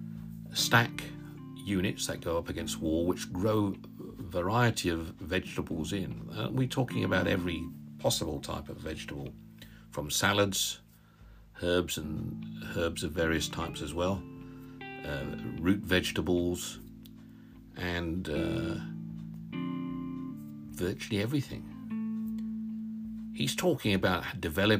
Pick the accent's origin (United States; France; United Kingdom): United Kingdom; Northamptonshire, East Midlands; now in Derbyshire, United Kingdom; We're from Northamptonshire, actually. I was born in Northamptonshire